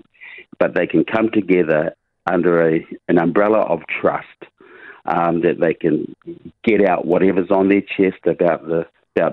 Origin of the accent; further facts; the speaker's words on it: Huntly, Waikato, New Zealand; Huntley is my hometown, born, bred and raised